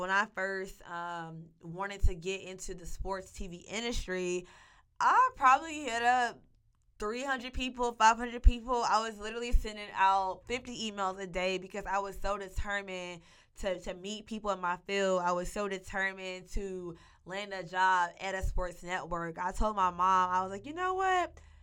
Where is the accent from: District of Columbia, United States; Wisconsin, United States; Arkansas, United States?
Arkansas, United States; Monticello; also born or lived in Fayetteville, Arkansas; I was born and raised in Monticello, Arkansas.